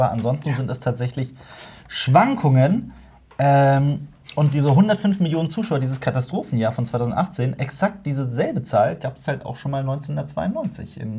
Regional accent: Cologne, North Rhine-Westphalia, Germany; wir als Kölner.

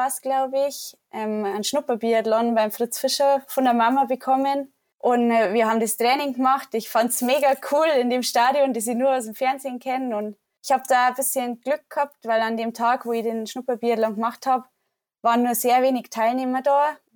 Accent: Wasserburg, Bavaria, Germany; now in Ruhpolding, Germany; oder mein Elternhaus ist in der Nähe von Wasserburg. Das ist eine gute Stunde von Ruppolding weg. Da bin ich auf dem Bauernhof aufgewachsen.

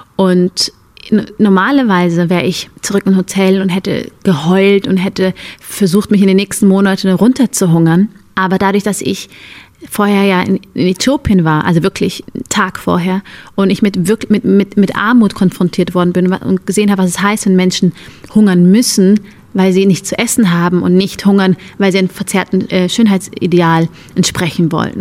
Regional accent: Germany; Ich bin hier aufgewachsen, ich bin hier zur Schule gegangen

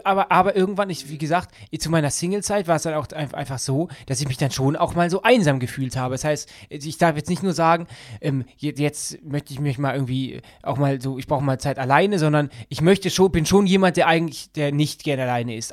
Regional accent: Düsseldorf, North Rhine-Westphalia, Germany; ich liebe ja meine Heimatstadt Düsseldorf.

